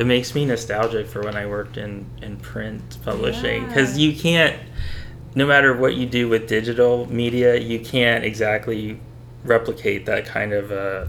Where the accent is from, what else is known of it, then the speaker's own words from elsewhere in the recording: Bethlehem, Pennsylvania, United States; I grew up in Bethlehem